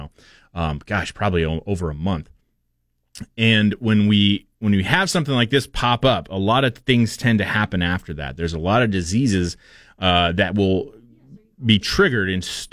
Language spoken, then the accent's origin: English; Portland, Oregon, United States; now in Boise, United States; I grew up in Portland